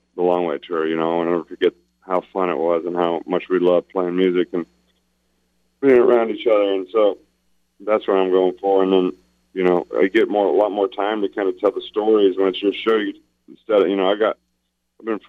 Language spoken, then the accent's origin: English; Illinois, United States; I'm from Illinois